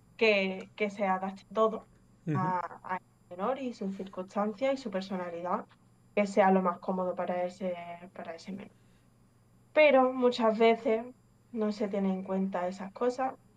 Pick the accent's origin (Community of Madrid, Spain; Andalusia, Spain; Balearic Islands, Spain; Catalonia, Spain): Andalusia, Spain; Málaga; also born or lived in England; Soy inglesa, pero llevo aquí en España toda la vida, básicamente, desde, desde que tengo un año y medio